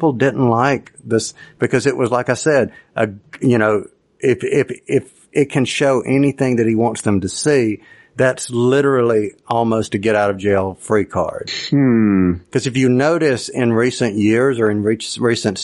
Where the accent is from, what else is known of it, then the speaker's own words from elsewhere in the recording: United States; being an American